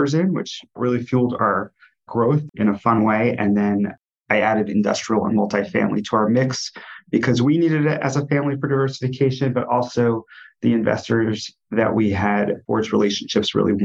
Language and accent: English; New Jersey, United States; moved away as an adult; also born or lived in New York City; now in Cleveland, United States; I grew up in New Jersey